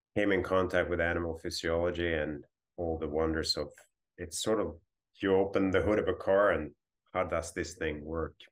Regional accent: northern Sweden, Sweden; moved away as an adult; also born or lived in Hawaii / Ottawa, Canada; I grew up on the Baltic coast in Sweden and northern Sweden

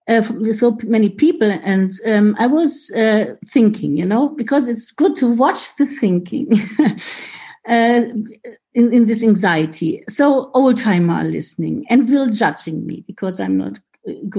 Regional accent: Germany; first language German; English is a second language; from Germany. My home group is Munich these days

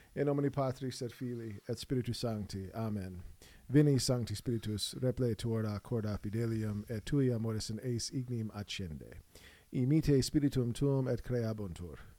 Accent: United States; I grew up and live in the United States of America, so I know this culture

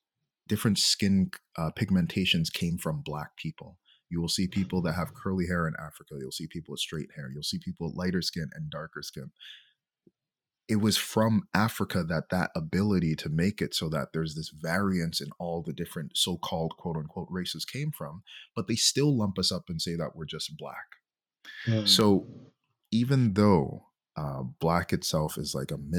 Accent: Jamaica; now in Montreal, Canada; I'm from Jamaica

